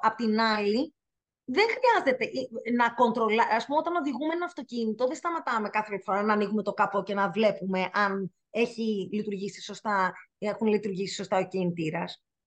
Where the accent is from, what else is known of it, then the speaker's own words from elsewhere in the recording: Greece; εγώ είμαι Ελληνίδα και το τιμώ και αγαπώ πάρα πολύ τη χώρα μας